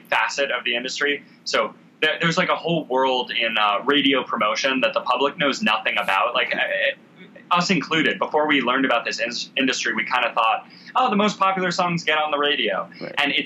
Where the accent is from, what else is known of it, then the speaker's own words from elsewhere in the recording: New York City, New York, United States; growing up in New York City